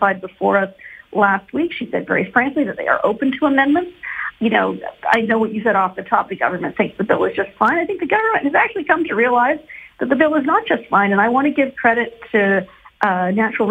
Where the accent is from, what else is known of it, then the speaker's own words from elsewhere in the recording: Edmonton, Alberta, Canada; I'm from Edmonton